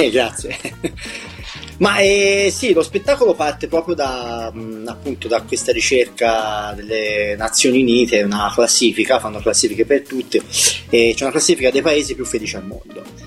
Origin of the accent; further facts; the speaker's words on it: Livorno, Tuscany, Italy; io vengo da Livorno